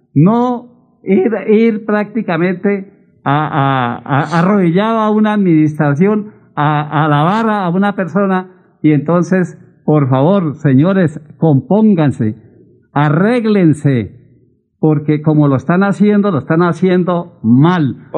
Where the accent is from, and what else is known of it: Piedecuesta, Santander, Colombia